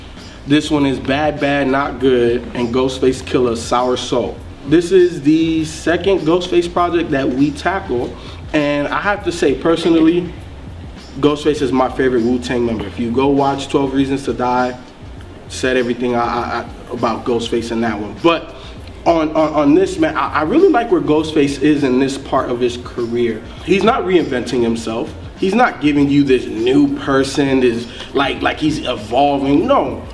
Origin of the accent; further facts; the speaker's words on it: the South, United States; And you know, I'm from the South, so that's what we talk about down here.